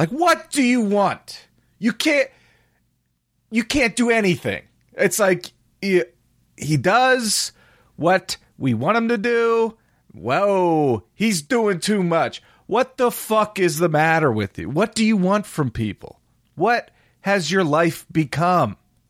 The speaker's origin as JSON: {"language": "English", "town": "Philadelphia", "region": "Pennsylvania", "country": "United States", "said": "I'm going to boo it because I'm from Philadelphia and I'm a tough guy fan."}